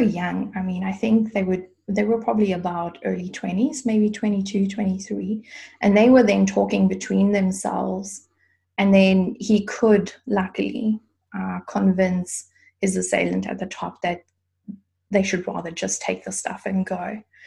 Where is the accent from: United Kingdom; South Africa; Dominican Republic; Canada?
South Africa; now in Germany; I grew up in South Africa